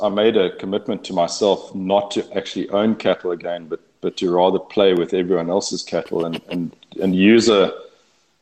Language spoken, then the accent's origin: English; Eastern Cape, South Africa; moved away as an adult; now in Texas, United States; I was born and raised in the Eastern Cape of South Africa, and we were fifth generation on that farm